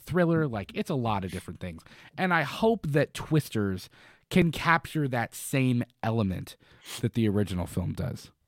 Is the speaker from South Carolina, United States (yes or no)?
no; Florida, United States; now in Kentucky, United States; I grew up in Florida where, like, we were in hurricanes